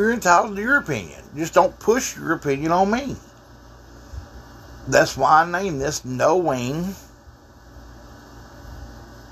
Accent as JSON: {"language": "English", "region": "Texas", "country": "United States", "said": "I'm from Texas"}